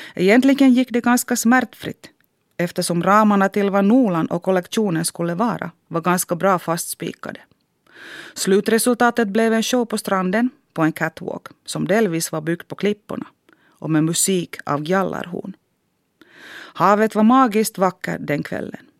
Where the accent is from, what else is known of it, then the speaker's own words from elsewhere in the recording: Harjavalta, Satakunta, Finland; first language Finnish; Swedish is a second language; moved away as an adult; also born or lived in Helsinki; now in Jakobstad, Finland; Under min uppväxt i Harjavalta hade jag ingen aning om Svenskfinland.